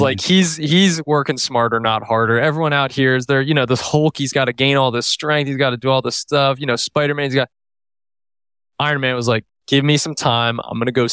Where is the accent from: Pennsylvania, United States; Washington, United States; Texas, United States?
Pennsylvania, United States; Lancaster; born or raised there; moved away as an adult; also born or lived in Santa Cruz, California